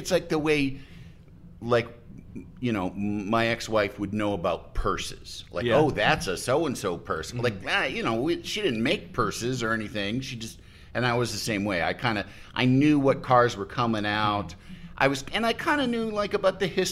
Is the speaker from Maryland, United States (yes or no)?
no; Yorkville, Illinois, United States; moved away; I grew up in Yorkville, which is out past Aurora, kind of straight west